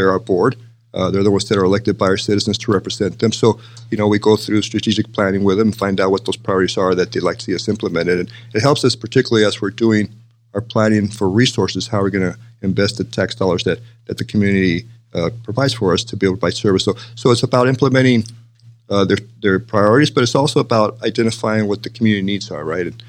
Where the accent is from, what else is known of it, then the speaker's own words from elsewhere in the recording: El Paso, Texas, United States; moved away as an adult; now in Las Vegas, United States; I was born and raised in El Paso, Texas